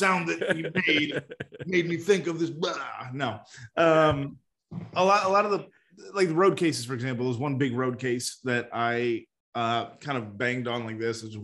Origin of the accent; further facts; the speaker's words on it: Miami, Florida, United States; moved away; also born or lived in San Francisco; I grew up in Miami.